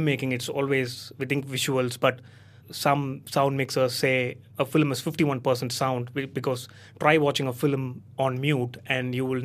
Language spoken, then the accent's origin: English; Coimbatore, Tamil Nadu, India; moved away as an adult; now in Dunedin, New Zealand; I come from Tamil Nadu, a state in southern India